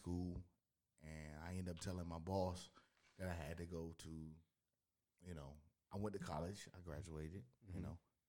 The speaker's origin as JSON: {"language": "English", "town": "Miami", "region": "Florida", "country": "United States", "said": "I'm originally from Miami."}